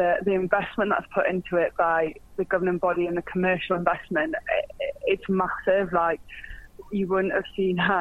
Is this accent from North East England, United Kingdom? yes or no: yes; Newcastle upon Tyne, North East England, United Kingdom; I'm from Newcastle, where rugby at that time wasn't really a known sport